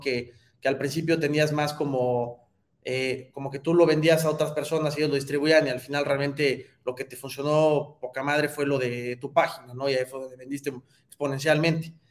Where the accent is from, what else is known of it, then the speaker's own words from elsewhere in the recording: Mexico; como mexicanos